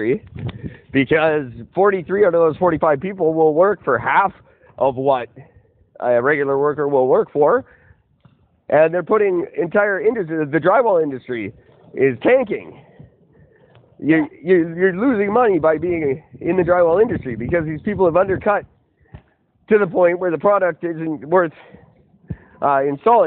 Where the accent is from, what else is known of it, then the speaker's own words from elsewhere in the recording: Canada; I am third generation Canadian. I'm as Canadian as any Canadian could possibly